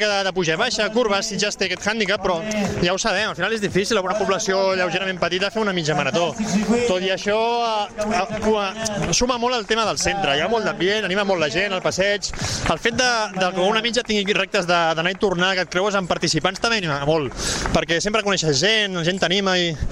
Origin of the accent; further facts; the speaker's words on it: Vilafranca del Penedès, Catalonia, Spain; sóc de Vilafranca